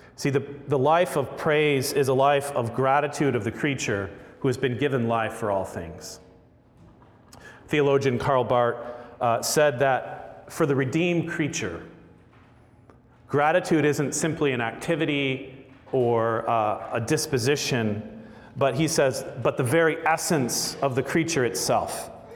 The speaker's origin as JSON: {"language": "English", "region": "Florida", "country": "United States", "tie": "born or raised there", "said": "I grew up in Florida eating gator tail"}